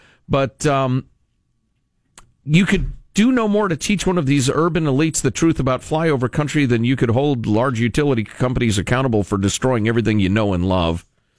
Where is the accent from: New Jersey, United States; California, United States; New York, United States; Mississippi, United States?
California, United States; Paradise; now in Japan; I was born and raised in Paradise, California, recently burned to the ground. I've been stationed in Japan for 2 years.